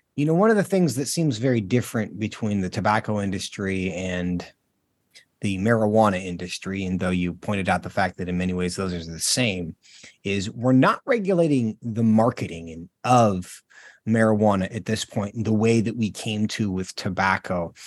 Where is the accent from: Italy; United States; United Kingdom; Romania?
United States; Washington; moved away as an adult; My home state of Washington, I don't live there now, but, um, I spent most of my life there